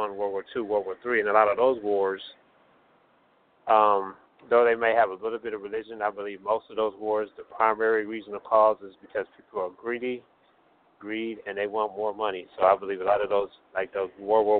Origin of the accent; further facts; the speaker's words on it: United States; I'm mixed, but I'm Black American, come from American background